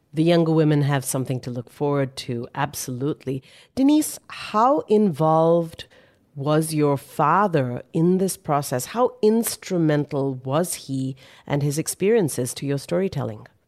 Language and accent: English; India; I grew up studying that in Indian history books as a child in India